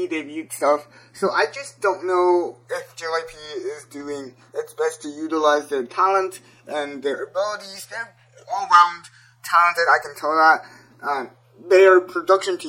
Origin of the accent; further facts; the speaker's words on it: South Korea; I'm from South Korea